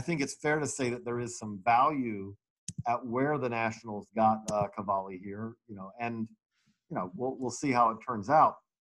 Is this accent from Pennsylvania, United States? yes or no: no; Georgia, United States; Decatur, Georgia, my home my home state